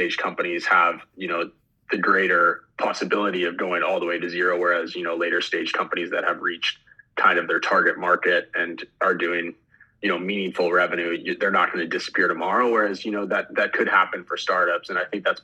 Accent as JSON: {"language": "English", "town": "Los Angeles", "region": "California", "country": "United States", "tie": "born or raised there", "also_born_or_lived": "Philadelphia", "moved": "as an adult", "said": "I grew up in Los Angeles originally"}